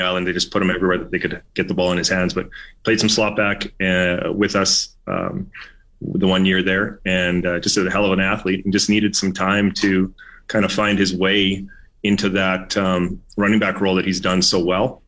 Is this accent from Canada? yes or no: yes; Canada; as a Canadian player